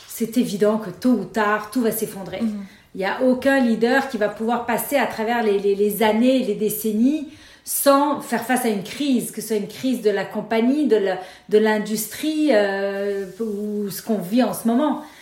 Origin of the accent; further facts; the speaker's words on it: Beirut, Beirut Governorate, Lebanon; moved away; also born or lived in Paris / Nice / Montreal; je suis née à Beyrouth et j'ai grandi dans la guerre civile du Liban.